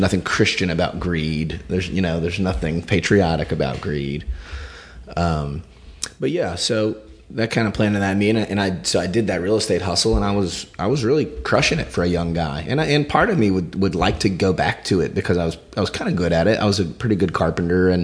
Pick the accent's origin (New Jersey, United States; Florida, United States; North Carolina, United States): North Carolina, United States; Gastonia; also born or lived in Wilmington, North Carolina; I grew up in Gastonia, North Carolina